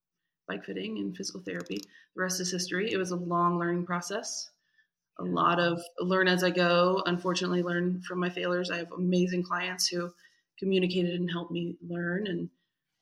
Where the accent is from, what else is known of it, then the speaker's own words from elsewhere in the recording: Indiana, United States; moved away as an adult; also born or lived in Kentucky; now in Colorado, United States; I'm from Indiana. So I have that Midwestern empath, people pleaser